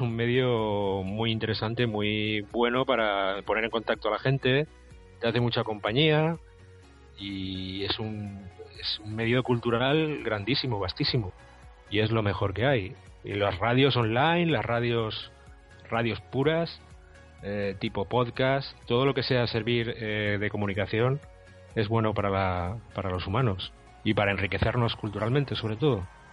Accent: Valencia, Valencian Community, Spain; soy de Valencia, ciudad

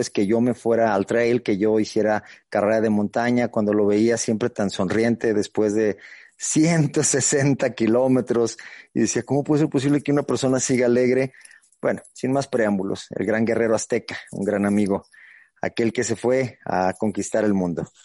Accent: Fresnillo, Zacatecas, Mexico; pues somos de originarios de Fresnillo

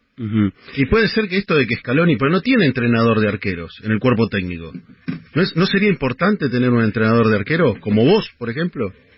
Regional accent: Hughes, Santa Fe, Argentina; moved away; yo soy de un pueblito llamado Hugues

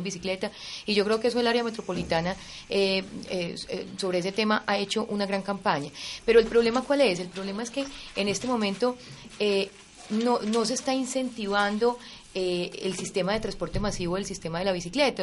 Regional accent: Colombia; Los colombianos estamos acostumbrados

